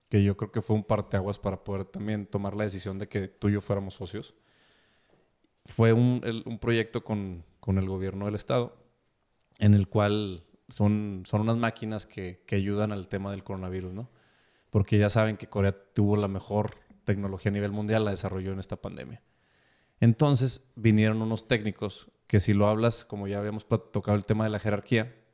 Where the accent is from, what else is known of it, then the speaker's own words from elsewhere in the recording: Mexico; recuerda que soy mexicano, o sea, yo llego a la hora que me dices.